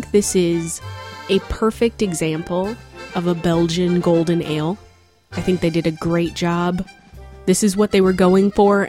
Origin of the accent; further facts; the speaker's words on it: Northern California, United States; In case you didn't know, I'm from Northern California.